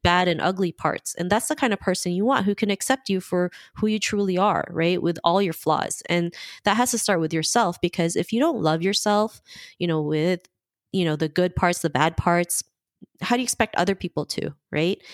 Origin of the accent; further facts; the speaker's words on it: Philippines; I was born in the Philippines. Um, you know, I have a big family in the Philippines, and, you know, I grew up in two different cultures